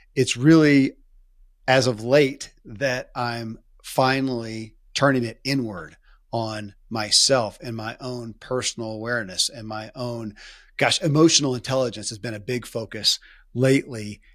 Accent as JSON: {"language": "English", "region": "Kentucky", "country": "United States", "tie": "born or raised there"}